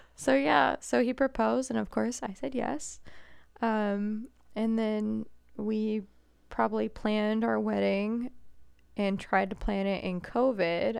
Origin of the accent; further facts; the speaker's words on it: New England, United States; moved away as an adult; now in Indianapolis, United States; as a New Englander